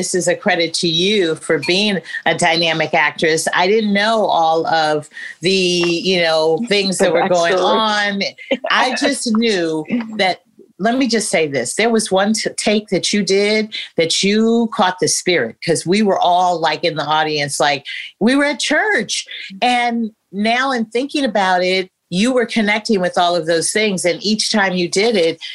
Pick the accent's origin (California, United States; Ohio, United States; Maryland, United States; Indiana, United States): California, United States; San Francisco; I'm coming from San Francisco